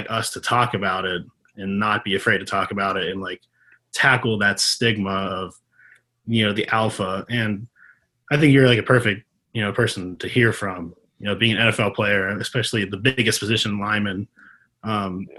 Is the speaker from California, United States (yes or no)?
no; Pittsburgh, Pennsylvania, United States; I'm a Steeler fan, born and raised in Pittsburgh